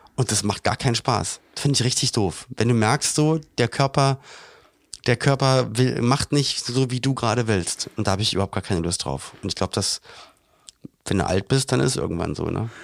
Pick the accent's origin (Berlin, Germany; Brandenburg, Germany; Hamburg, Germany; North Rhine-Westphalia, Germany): Berlin, Germany; moved away as an adult; also born or lived in Cologne; wir kommen ja beide aus Berlin